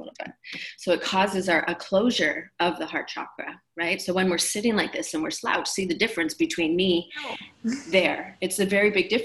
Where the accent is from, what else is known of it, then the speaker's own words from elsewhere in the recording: Canada; now in Maui, United States; I'm originally from Canada